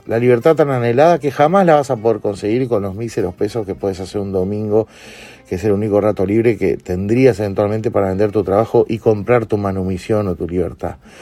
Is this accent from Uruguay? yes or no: yes; Uruguay; desde nuestra etapa escolar como uruguayos